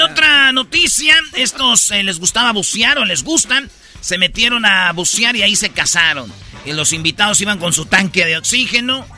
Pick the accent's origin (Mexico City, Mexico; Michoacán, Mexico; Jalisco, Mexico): Michoacán, Mexico; Jiquilpan; moved away; mi pueblo Jiquilpan